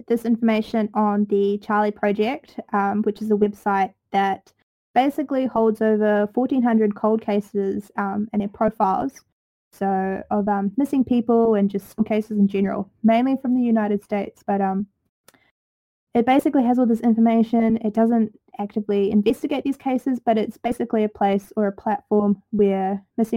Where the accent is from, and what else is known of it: New Zealand; accent: Kiwi